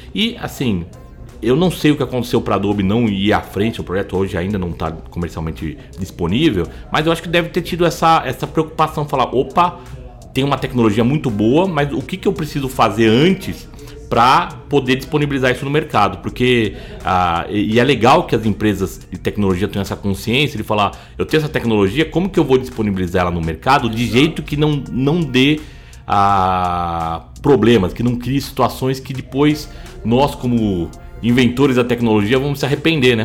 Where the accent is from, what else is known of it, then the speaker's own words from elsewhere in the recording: Brazil; nós como brasileiros